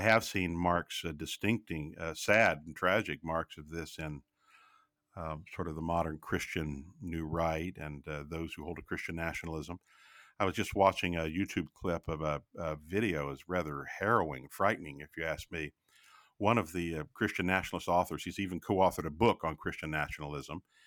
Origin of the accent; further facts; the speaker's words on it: United States; as an American